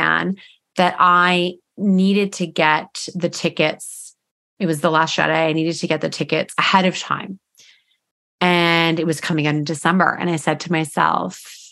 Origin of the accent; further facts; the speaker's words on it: Eastern Canada, outside of Toronto, Ontario, Canada; moved away as an adult; now in British Columbia, Canada; we're from Eastern Canada, outside of Toronto